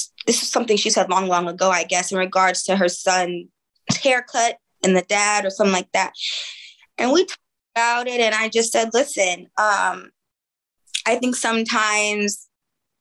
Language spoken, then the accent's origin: English; Oakland, California, United States; I'm from East Oakland.